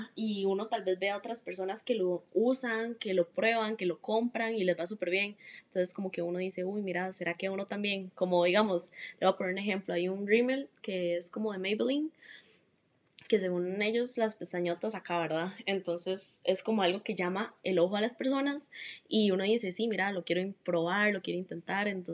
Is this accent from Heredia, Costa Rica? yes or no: yes; Heredia, Costa Rica; soy de Heredia